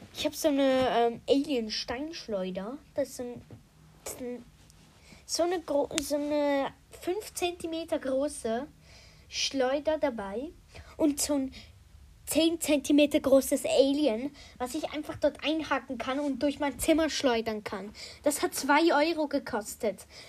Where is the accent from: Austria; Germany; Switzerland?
Switzerland; ich komme aus der Schweiz